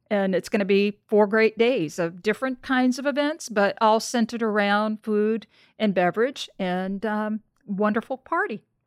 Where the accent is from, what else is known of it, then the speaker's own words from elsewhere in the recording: New Orleans, Louisiana, United States; I'm from New Orleans